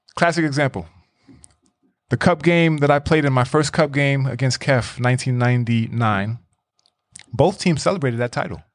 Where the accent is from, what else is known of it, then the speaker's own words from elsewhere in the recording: New York City, New York, United States; moved away as an adult; now in Iceland; growing up in New York